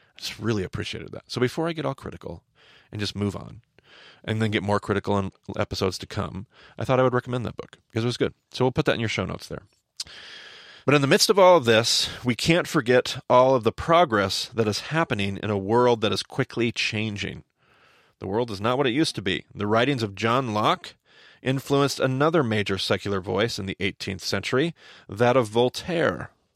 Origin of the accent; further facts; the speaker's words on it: United States; my American context